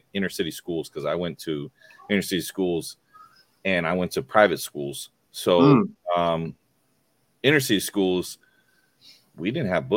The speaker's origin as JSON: {"language": "English", "town": "Youngstown", "region": "Ohio", "country": "United States", "tie": "born or raised there", "said": "we were in Youngstown"}